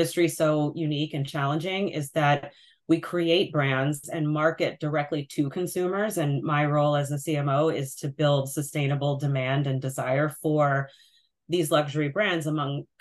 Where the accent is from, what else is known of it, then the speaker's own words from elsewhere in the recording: Sleepy Hollow, New York, United States; I've come full circle back to my hometown of Sleepy Hollow, New York